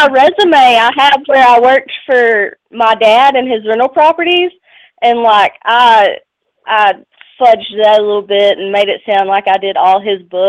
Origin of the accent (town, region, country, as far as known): Georgia, United States